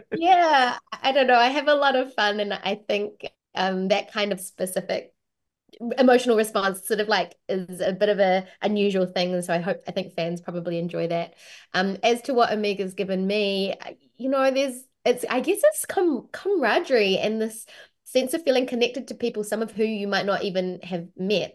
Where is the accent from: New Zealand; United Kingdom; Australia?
New Zealand; accent: New Zealand; my own natural accent, which is a New Zealand accent